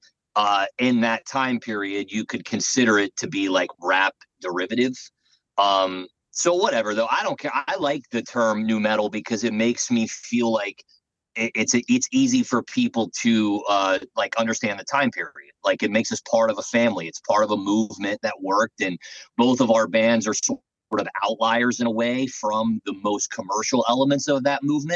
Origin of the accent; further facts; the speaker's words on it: Florida, United States; moved away; also born or lived in New York; I was from Florida originally, and I really just moved to New York to make it